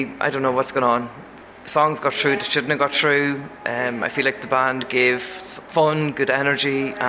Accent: Carlingford, Leinster, Ireland; from Carlingford.

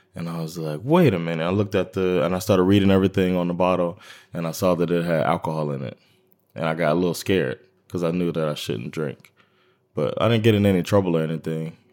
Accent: Miami, Florida, United States; moved away; I'm from Miami, Florida, and Miami is its own thing

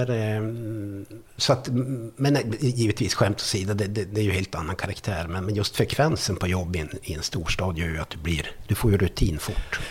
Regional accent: Arvidsjaur, Norrbotten County, Sweden; moved away; also born or lived in Stockholm / Skellefteå / Varberg; jag kommer ju från Arvidsjaur från början

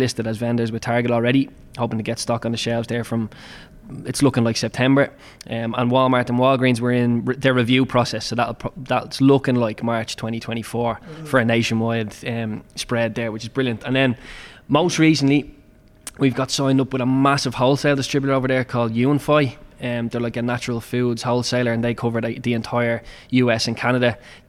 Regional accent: Ireland; And then again, as you said, the fact we're Irish just adds that lovely little kind of advantage for us.

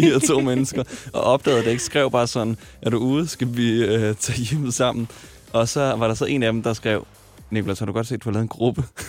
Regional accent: Smørum, Capital Region of Denmark, Denmark; also born or lived in Nørrebro, Copenhagen; now in Copenhagen, Denmark; Jeg voksede op i Smørum, en lille by.

